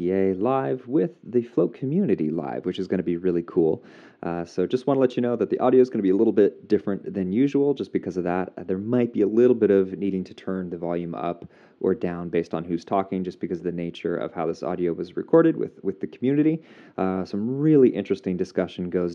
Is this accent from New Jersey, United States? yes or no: no; Portland, Oregon, United States; my hometown of Portland